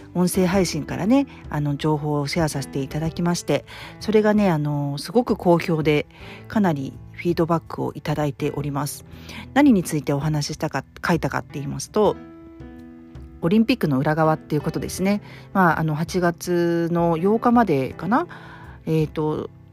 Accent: Japan; 私やっぱり日本人

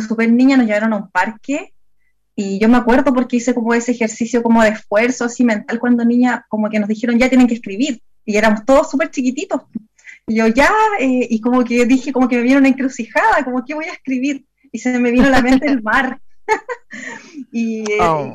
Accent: Santiago, Santiago Metropolitan Region, Chile; now in southern Chile; originalmente eh, yo viví y crecí en Santiago, en la comuna de La Florida

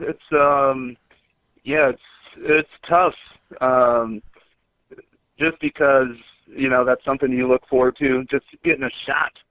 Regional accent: Indianapolis, Indiana, United States; moved away as an adult; also born or lived in New York; I came back to do it in my hometown

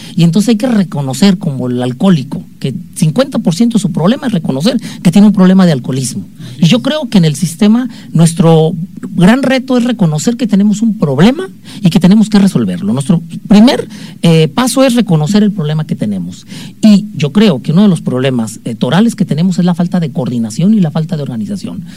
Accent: Mexico; como buenos mexicanos

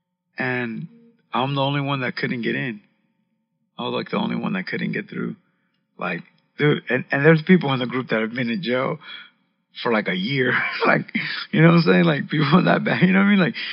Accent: Los Angeles, California, United States; I'm from Los Angeles.

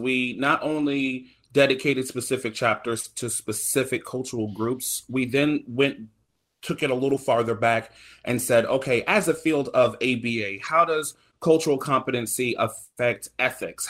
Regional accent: the South, United States; I'm from the South

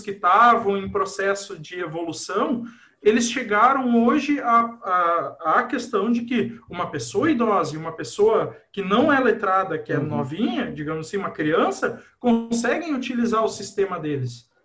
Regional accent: Cristiumal, Rio Grande do Sul, Brazil; moved away as an adult; also born or lived in Carlos Barbosa / Horizontina / Santa Maria; now in Lajeado, Brazil; sou natural de Carlos Barbosa, mas morei boa parte da infância e da adolescência em Cristiumal

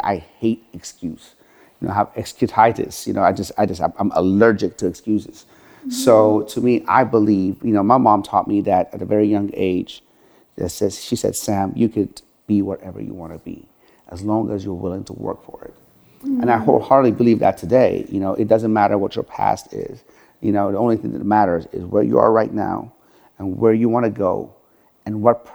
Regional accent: Tehran, Tehran Province, Iran; moved away; also born or lived in Sharon, Pennsylvania, United States; I'm from Tehran, Iran

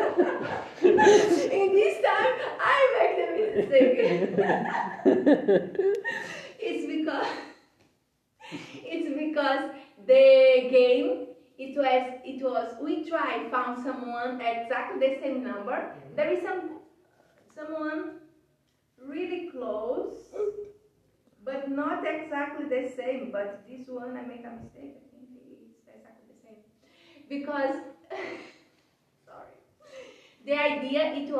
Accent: Brazil; moved away as an adult; now in Tallinn, Estonia; I'm from Brazil, and I moved here since February

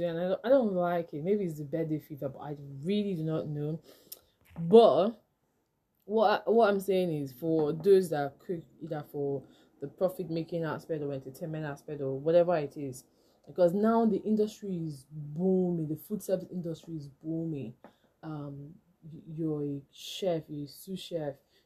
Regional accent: Nigeria; as a Nigerian

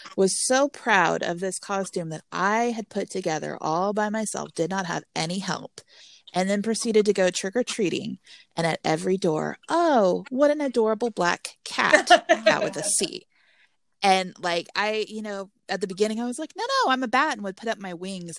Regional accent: Texas, United States; I'm from Texas

